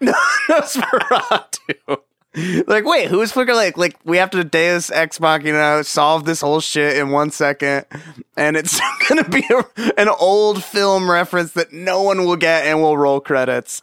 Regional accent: Orange County, California, United States; I grew up in Orange

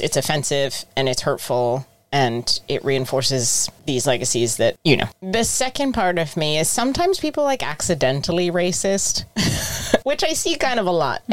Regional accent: United States; now in United Kingdom; I'm American, but I live in the UK now

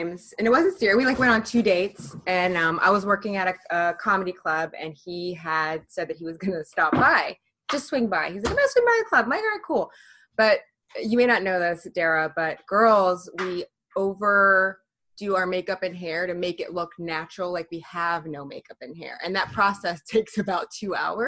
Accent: Florida, United States; now in New York, United States; I'm from Florida, but I live in New York

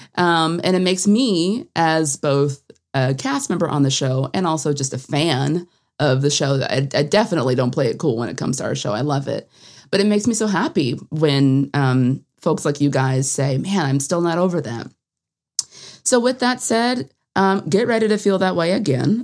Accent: Atlanta, Georgia, United States; I'm from Atlanta.

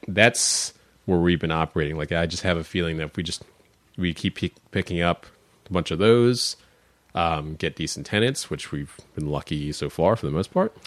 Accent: Upper Dublin, Pennsylvania, United States; also born or lived in Elkins Park, Pennsylvania / Melrose Gardens / South Philadelphia; now in Philadelphia, United States; I grew up first in Al, you know, in Elkins Park, Luma Gardens, and then we moved out to the suburbs

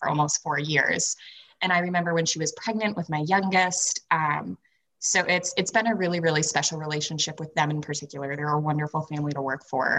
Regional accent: New Hampshire, United States; coming back home to my home state of New Hampshire when I was 20

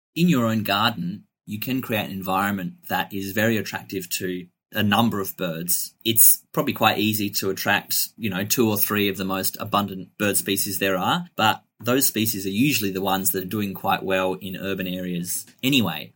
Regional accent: Adelaide Hills, South Australia, Australia; I grew up in the Adelaide Hills, um, which is a slightly less urbanized area just outside of Adelaide.

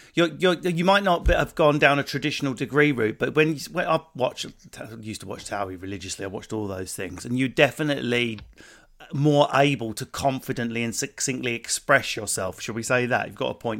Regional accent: Enfield and Essex, East of England, United Kingdom; I grew up in Enfield and Essex

